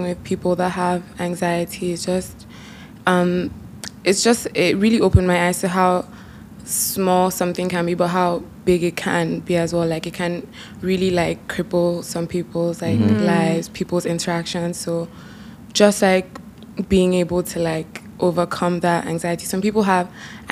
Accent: Rivers State, Nigeria; also born or lived in Abuja, Nigeria / Toronto, Canada; Like home is Abuja, but I'm from River State, so my dad is from Port Harcourt and my mom is from Calabar

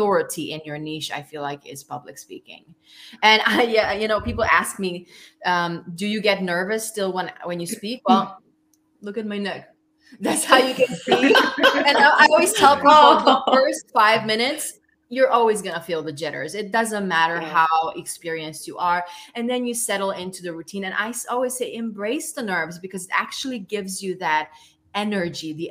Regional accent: Romania; I was born in Romania in 1981

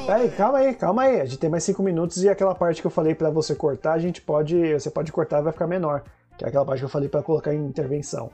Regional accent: São Caetano do Sul, São Paulo, Brazil; moved away as an adult; now in Mauá, Brazil; na cidade que eu morava, na minha cidade natal, em São Caetano

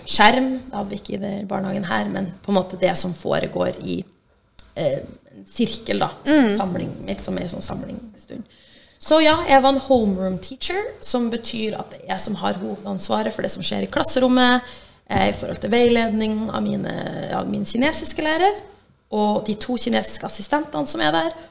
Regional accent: Brønnøysund, Nordland, Norway; moved away as an adult; also born or lived in China; Så jeg er fra Brønnøysund

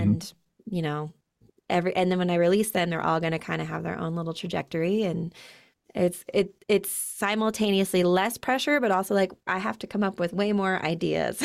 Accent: Utah, United States; I'm born and raised in Utah.

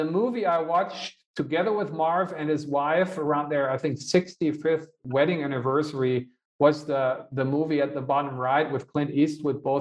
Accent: Hanover, Lower Saxony, Germany; One of the biggest events, if not the biggest event in my hometown in Hanover, is this American car show

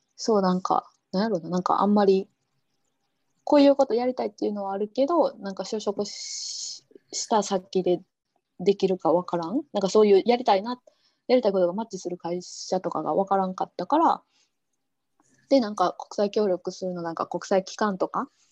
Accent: Osaka, Japan; moved away as an adult; now in Jordan; 大阪大阪出身。

